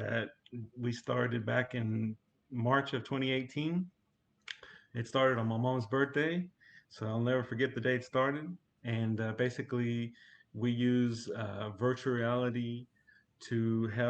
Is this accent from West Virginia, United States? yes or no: no; Oklahoma City, Oklahoma, United States; Born and raised in Southside Oklahoma City